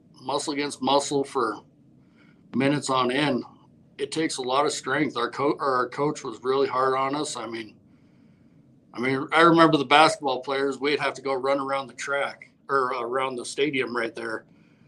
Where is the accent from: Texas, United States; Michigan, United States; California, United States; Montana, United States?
Montana, United States; Millstone; I grew up in real rural Montana. Real small town, Millstone, Montana